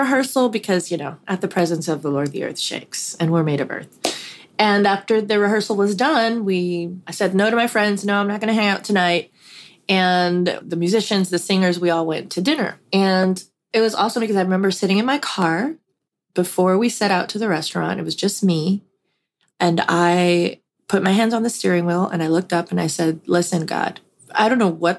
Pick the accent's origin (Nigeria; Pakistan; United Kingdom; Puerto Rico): Puerto Rico; a very large, influential church that I grew up in Puerto Rico